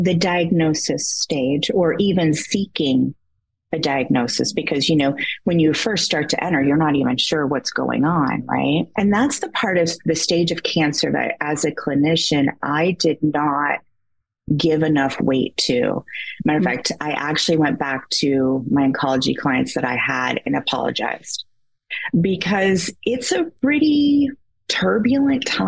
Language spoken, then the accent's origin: English; Great Lakes, United States; now in Michigan, United States; I currently reside in Michigan. I have always grown up around the Great Lakes